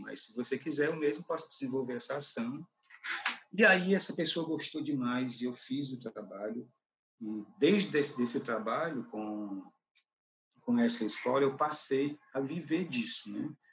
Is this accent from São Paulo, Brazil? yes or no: no; Cariré, Ceará, Brazil; morava na minha cidade, que é Cariré, né, minha, a cidade onde nasci